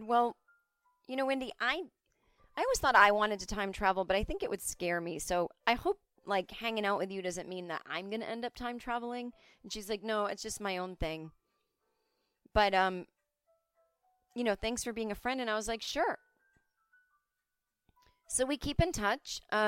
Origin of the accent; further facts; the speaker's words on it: United States; I'm an American.